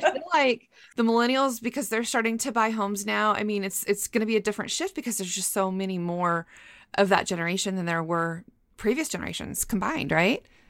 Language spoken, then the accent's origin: English; Moscow, Idaho, United States; moved away; also born or lived in Boise, Idaho; I was born in Moscow, but my undergrad is from Boise State, and now I teach at Boise State